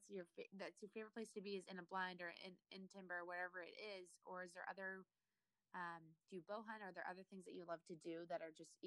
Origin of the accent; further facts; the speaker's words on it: Cape Cod, Massachusetts, United States; moved away as an adult; now in New Hampshire, United States; I grew up in Massachusetts and my boyfriend is actually from North Carolina and he moved up here. It'll be 2 years in January. But we both moved to New Hampshire.